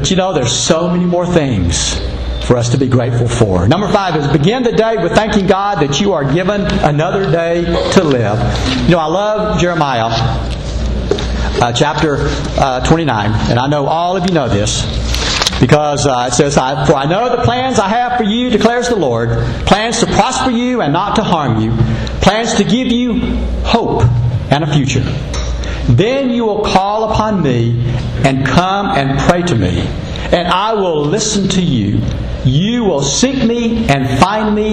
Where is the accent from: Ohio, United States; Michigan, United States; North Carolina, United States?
North Carolina, United States; now in Texas, United States; my home state of North Carolina